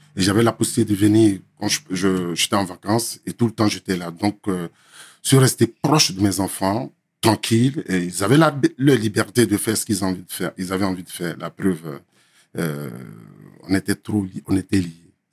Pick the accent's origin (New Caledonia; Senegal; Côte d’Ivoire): Côte d’Ivoire; moved away as an adult; also born or lived in Lakota, Côte d'Ivoire / Abidjan, Côte d'Ivoire; now in France; Je suis de la Côte d'Ivoire, 100%, 100 ivoirien